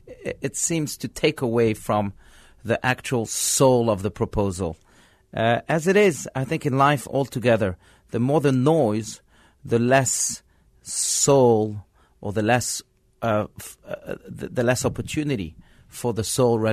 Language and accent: English; France; born there; First of all, he was French, and you know, I was born in France.